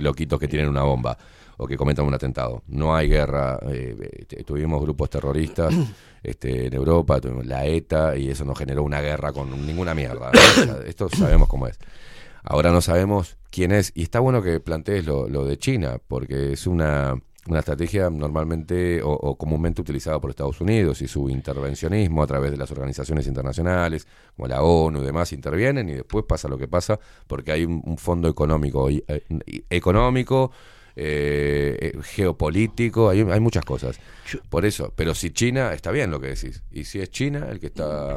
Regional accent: Uruguay; nuestro país

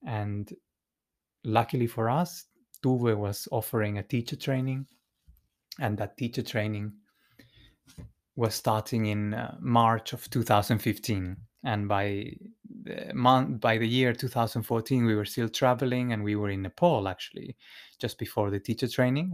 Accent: Santiago, Santiago Metropolitan Region, Chile; moved away; I was born in Chile, in, uh, in the capital of Santiago

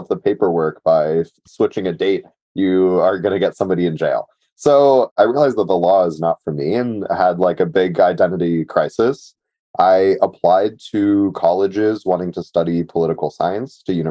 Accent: Mountain View, California, United States; I grew up in the Bay Area in Mountain View

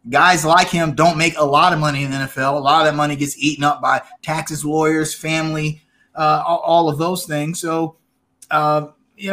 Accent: Charlotte, North Carolina, United States; also born or lived in Rock Hill, South Carolina; I practically grew up there, growing up in Charlotte

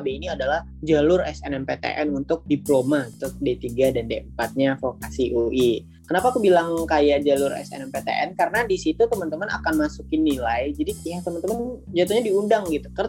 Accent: West Sumatra, Indonesia; Terus aku berasal dari Sumatera Barat, jadi gak jauh ya.

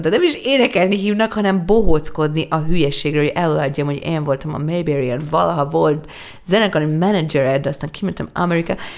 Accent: Hungary; nekem sikerül magyarként egy nagy nemzetközi karriert befutnom

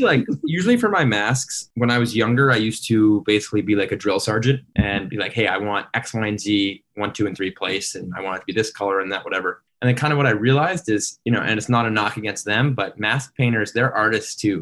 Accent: North Andover, Massachusetts, United States; moved away; We're both from North Andover, Massachusetts.

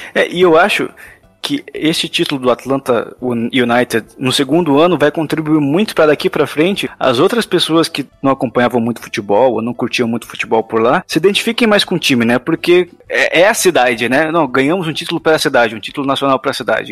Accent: Brazil

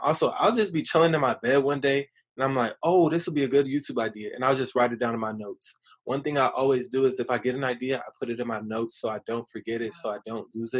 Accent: Riverside, California, United States; growing up in Riverside

